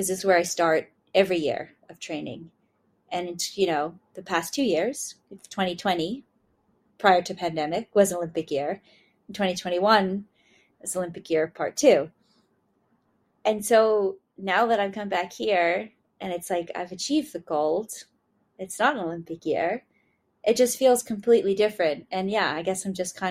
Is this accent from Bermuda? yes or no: yes; Bermuda; I'm from Bermuda